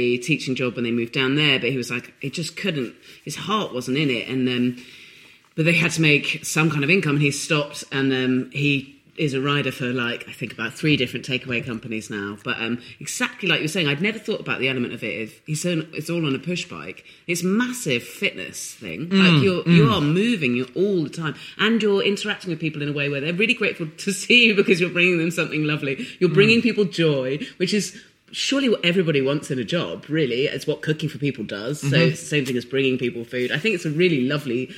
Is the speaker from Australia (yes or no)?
no; Dorset, South West England, United Kingdom; I grew up in Dorset